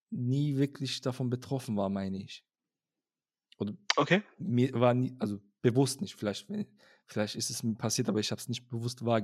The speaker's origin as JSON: {"language": "German", "town": "Cologne", "region": "North Rhine-Westphalia", "country": "Germany", "tie": "born or raised there", "moved": "as an adult", "lives_now": "Krefeld, Germany", "said": "einmal Köln, immer Köln, ja."}